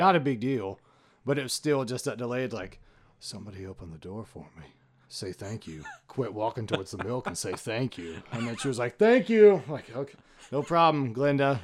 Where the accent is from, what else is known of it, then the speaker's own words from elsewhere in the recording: Tennessee, United States; we're both born and raised in Tennessee.